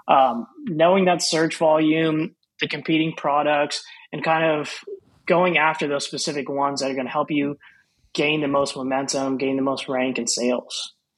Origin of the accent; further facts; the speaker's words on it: Houston, Texas, United States; I was born and raised in Houston, Texas. Um, been here my whole life